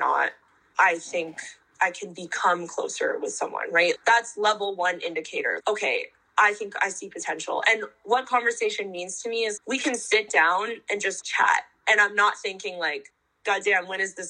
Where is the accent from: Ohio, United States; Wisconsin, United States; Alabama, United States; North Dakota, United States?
North Dakota, United States; also born or lived in Philadelphia, Pennsylvania; now in New York, United States; I grew up in North Dakota, which is literally the exact opposite of this